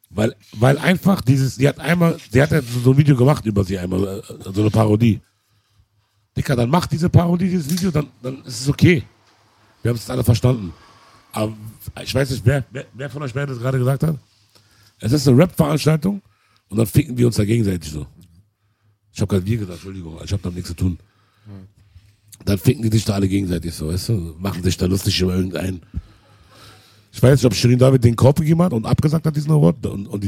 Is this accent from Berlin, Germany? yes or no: yes; Berlin, Germany; In Berlin auch noch, wir sind Berliner, Alter.